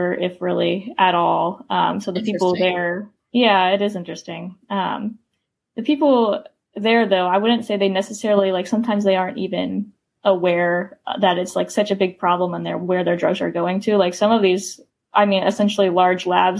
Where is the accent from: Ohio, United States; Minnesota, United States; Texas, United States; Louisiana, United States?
Ohio, United States; I'm from Ohio